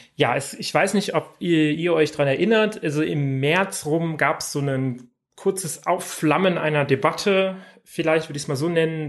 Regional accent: Saxony, Germany; zu meinem Heimatbundesland kommen wir natürlich auch, denn der Freistaat Sachsen

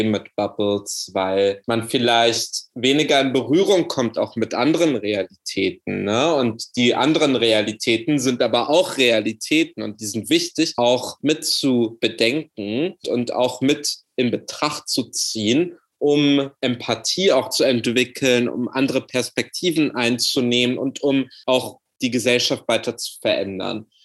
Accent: Berlin, Germany; born there; Berlin ist mein Geburtsort. Berlin ist die Stadt, wo ich sage, das ist so Heimat für mich.

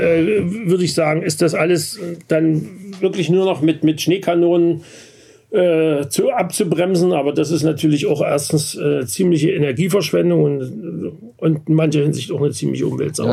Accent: Vogtland, Saxony, Germany; now in Berlin, Germany; ich bin im Vogtland aufgewachsen, also ungefähr 400 Meter höher als, als hier in Berlin

